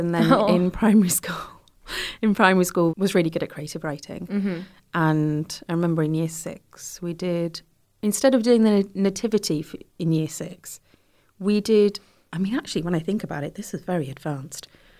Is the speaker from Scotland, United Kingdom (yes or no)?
no; Gravesend, South East England, United Kingdom; also born or lived in Leeds; And then we eventually moved to Kent because there was a lot of construction work going on then at that time.